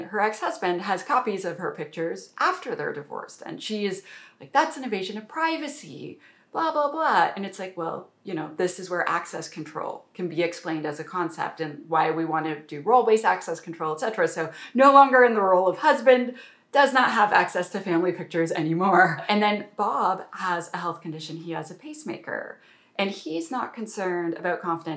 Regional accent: Canada; I'm a Canadian

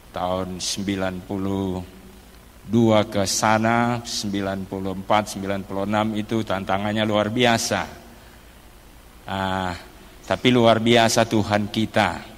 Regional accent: Maluku, Indonesia; also born or lived in Manado; Saya berasal dari Maluku tapi sudah lahir di Manado.

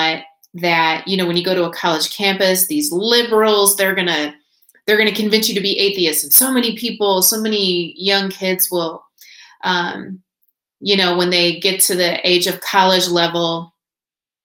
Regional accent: Indiana, United States; moved away as an adult; also born or lived in Nashville; I was born and raised in Indiana

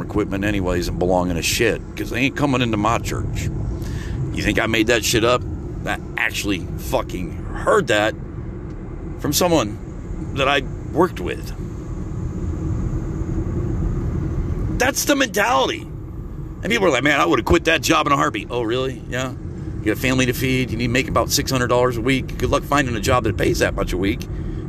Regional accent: United States; also born or lived in Murphy, North Carolina; As an American

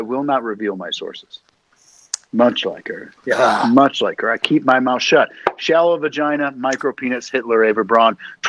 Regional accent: Ireland; I'm Irish.

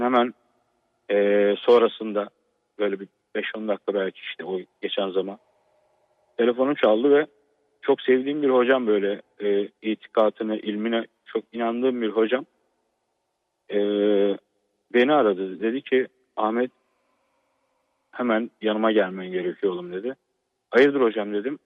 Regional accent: Trabzon, Turkey; aslen Trabzonluyum.

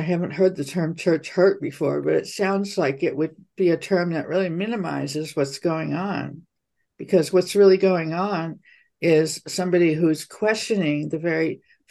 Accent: Taiwan; moved away as an adult; also born or lived in Hong Kong; I was born in Hong Kong and grew up in Taiwan. And as a teenager, went to a Christian boarding school

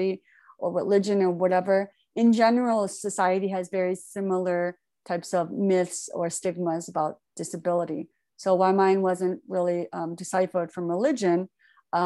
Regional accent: Michigan, United States; also born or lived in Daegu, South Korea; I was born in Daegu. And then when I was 4 years old, I came to the United States, Michigan. And that's where my adoptive parents, who had three sons themselves. So I grew up in a pretty standard, very American, white American culture, specifically Midwest

